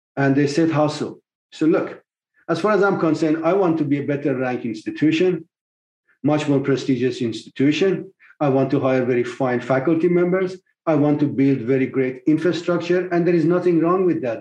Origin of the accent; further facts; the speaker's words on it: Tehran, Tehran Province, Iran; moved away as an adult; also born or lived in England / Michigan, United States; now in United States; I was born in Tehran, Iran in 1954. Uh, my family were very modest, to, to put it very generously, and uh, struggled through life. But once I finished my high school, I left Iran in 1975